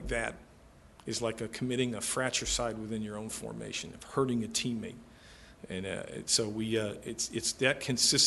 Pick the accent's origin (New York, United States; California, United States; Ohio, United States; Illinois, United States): Illinois, United States; Chicago; moved away; I'm from Chicago. This is where I grew up, my family